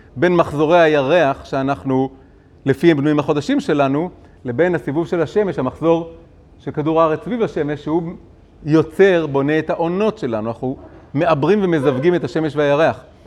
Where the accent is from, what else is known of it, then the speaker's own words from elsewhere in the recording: Tel Aviv, Tel Aviv District, Israel; אני גדלתי בעולם מאוד תל אביבי